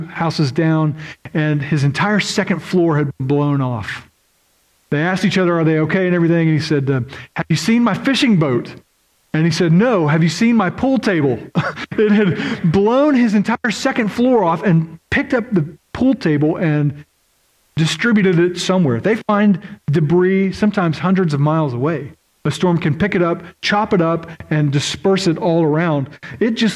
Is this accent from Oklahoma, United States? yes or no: yes; Oklahoma, United States; moved away; I grew up in Oklahoma, and in Oklahoma, we have around 600 tornadoes a year.